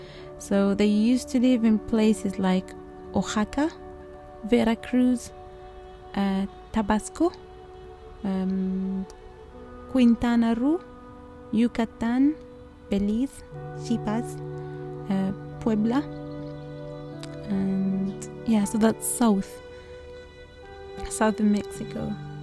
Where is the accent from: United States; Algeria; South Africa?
Algeria; someone asks us, where do you come from? And we said, Algerians, like, oh, Nigeria. No, Algeria.